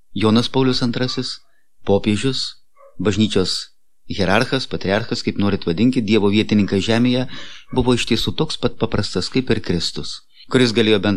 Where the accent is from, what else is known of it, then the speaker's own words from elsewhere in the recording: Lithuania; mes, lietuviai